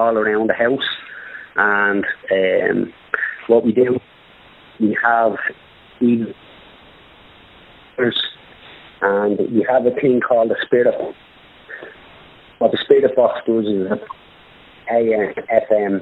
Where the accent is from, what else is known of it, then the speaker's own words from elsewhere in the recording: Dublin, Leinster, Ireland; We're based in Dublin, yeah. Yeah, we're all from Dublin